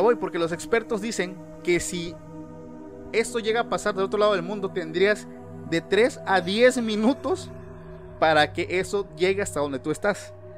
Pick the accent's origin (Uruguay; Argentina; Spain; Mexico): Mexico; aquí en mi país